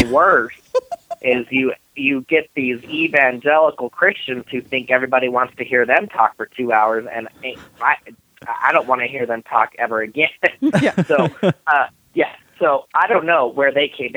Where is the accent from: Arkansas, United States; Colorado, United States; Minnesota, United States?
Colorado, United States; Denver; I am in and around the Denver area